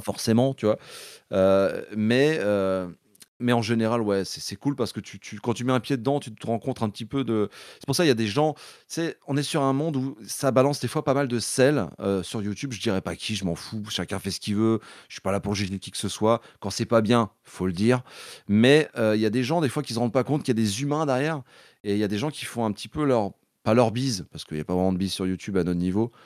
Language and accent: French; Brittany, France; je suis breton euh, à, la base